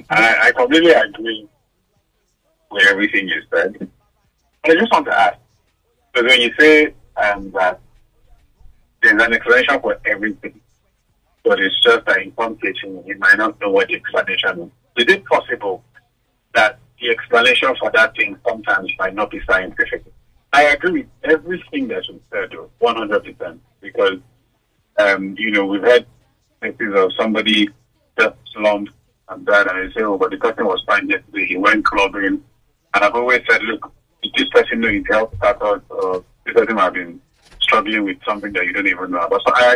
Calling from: South East England, United Kingdom; from Surrey.

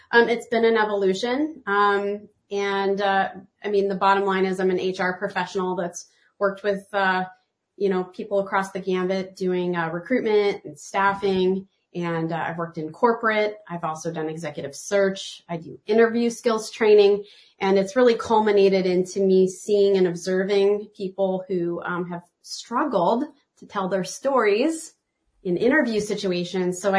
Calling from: Portland, Oregon, United States; I'm tuning in from Portland, Oregon

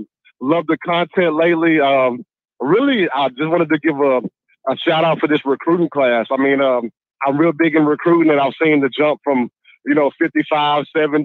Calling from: Fort Worth, Texas, United States; I'm calling you from Fort Worth, Texas.

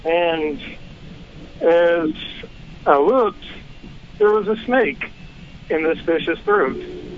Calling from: South Carolina, United States; from South Carolina.

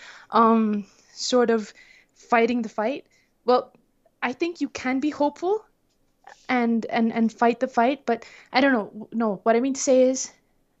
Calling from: Colombia; I'm calling from Colombia in South America

